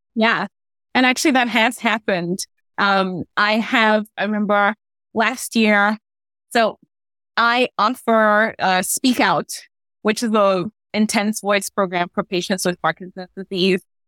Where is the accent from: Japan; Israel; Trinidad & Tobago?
Trinidad & Tobago; now in Gaithersburg, United States; If you hear a little bit of an accent, it because I'm originally from Trinidad and Tobago